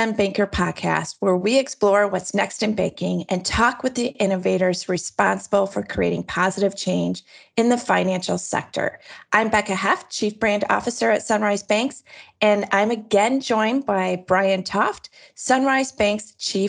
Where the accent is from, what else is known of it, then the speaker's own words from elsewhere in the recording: United States; accent: American; with my American accent